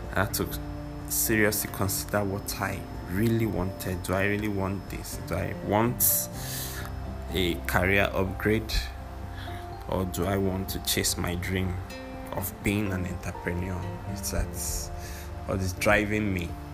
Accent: Nigeria; I'm a Nigerian

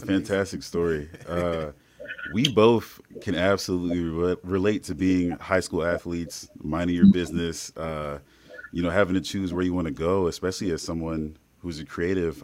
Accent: Indiana, United States; we're from Indiana, uh, Midwest through and through

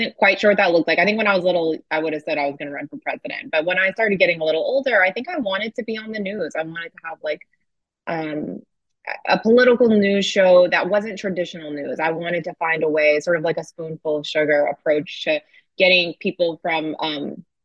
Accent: Fort Worth, Texas, United States; also born or lived in Shreveport, Louisiana; My family's from Shreveport, Louisiana. I was raised in Fort Worth, Texas, and I really split my time between the two.

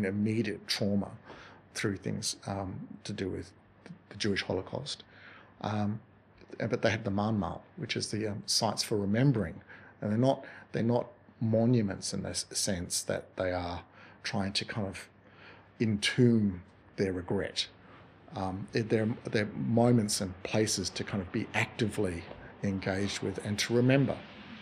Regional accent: Tasmania, Australia; now in Toowoomba, Australia; I grew up in Tasmania

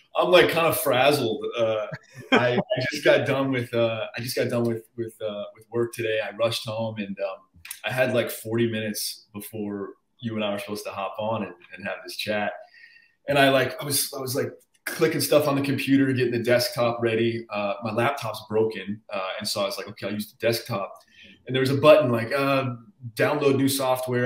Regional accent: Arizona, United States; moved away as an adult; now in Los Angeles, United States; I was born in Arizona. Um, I lived there till I was 18 through high school

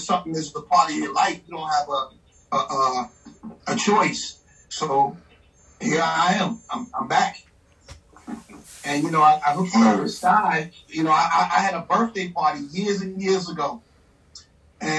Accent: New York City, New York, United States; now in Virginia, United States; I'm from Queens, New York, Far Rockaway, and I moved to Virginia

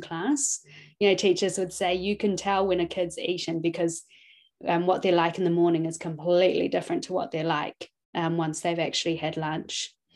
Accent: New Zealand; also born or lived in Hong Kong; I was born in Hong Kong um, and we moved to New Zealand when I was about two years old

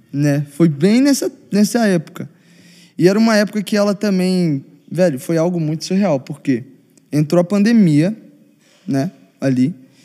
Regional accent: Belo Horizonte, Minas Gerais, Brazil; Eu sou de Belo Horizonte

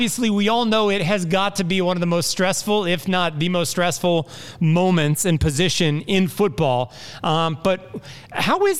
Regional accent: Indianapolis, Indiana, United States; now in Jacksonville, United States; I'm from Indianapolis

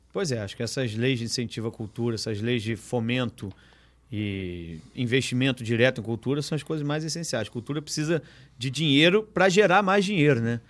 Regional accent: Rio de Janeiro, Brazil; o BIP é um lugar, assim, que eu fui, onde eu fui criado, frequento o BIP desde 9 anos de idade

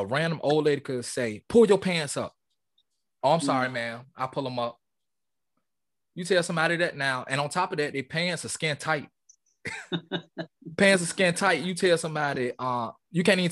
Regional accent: Portsmouth, Virginia, United States; I'm from Portsmouth. Like, you wear it on your shoulders. It's in us

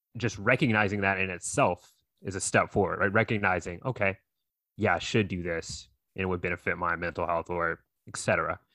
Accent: North Carolina, United States; I grew up out here in North Carolina

